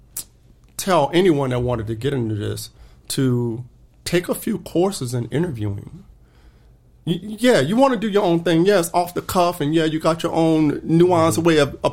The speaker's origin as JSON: {"language": "English", "town": "New Orleans", "region": "Louisiana", "country": "United States", "moved": "yes", "lives_now": "Arizona, United States", "said": "I'm from New Orleans. You know, at the time I left, it was 80-90% black in the city, right?"}